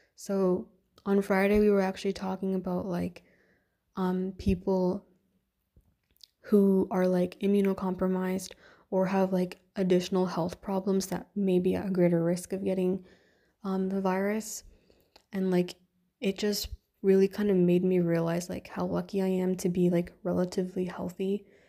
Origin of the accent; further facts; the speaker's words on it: Canada; I'm Indian, Canadian, and living in a, in a Western kind of country